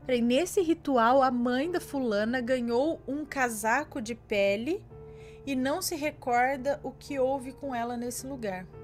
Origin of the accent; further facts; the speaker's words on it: Rio de Janeiro, Brazil; Bom, tenho 25 anos, sou do Rio de Janeiro